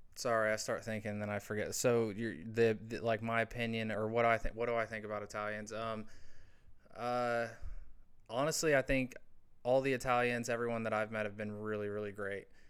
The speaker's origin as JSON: {"language": "English", "region": "Indiana", "country": "United States", "tie": "born or raised there", "moved": "yes", "said": "growing up where I grew up in a small in the small town that I grew up in Indiana"}